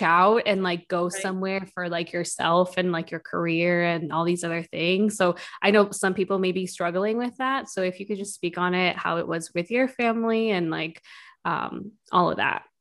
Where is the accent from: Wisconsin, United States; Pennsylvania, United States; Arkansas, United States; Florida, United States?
Wisconsin, United States; Milwaukee; moved away as an adult; also born or lived in Madison / Minnesota; now in New York, United States; I'm from Milwaukee.